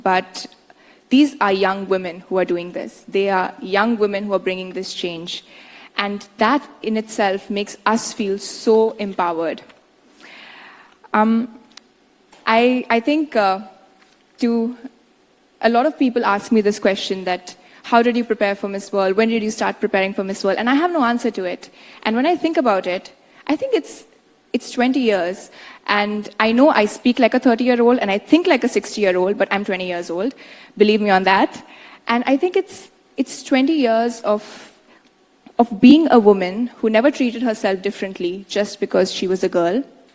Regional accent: India; my home country

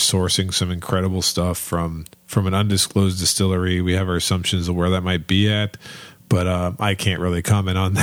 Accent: Northeast Ohio, United States; now in Kentucky, United States; I grew up in Northeast Ohio where we had a big car plant

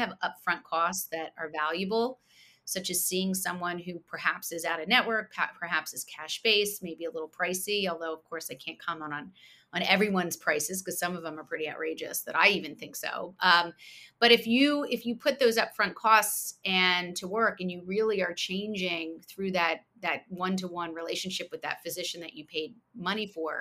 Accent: outside of Princeton, New Jersey, United States; moved away as an adult; also born or lived in New York City, United States / Philadelphia, United States; we moved to where I grew up outside of Princeton, New Jersey

